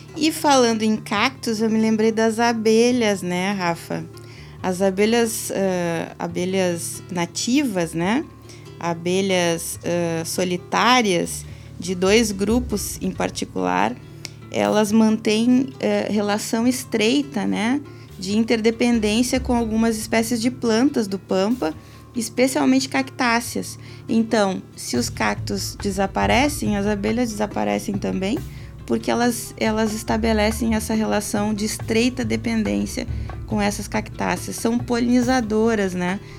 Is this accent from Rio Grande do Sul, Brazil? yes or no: yes; Rio Grande do Sul, Brazil; nosso pampa, que faz parte aí da nossa identidade enquanto, enquanto gaúchos